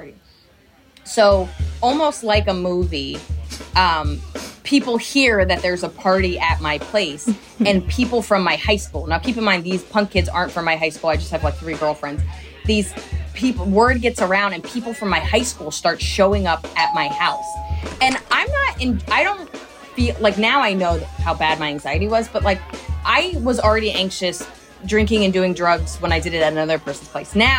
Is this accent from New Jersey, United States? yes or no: yes; right outside of Princeton, New Jersey, United States; I grew up right outside of Princeton in New Jersey.